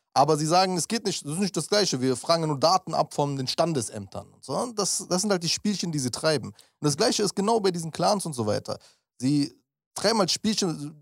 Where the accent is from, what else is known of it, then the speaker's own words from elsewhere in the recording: Berlin, Germany; ich bin Berliner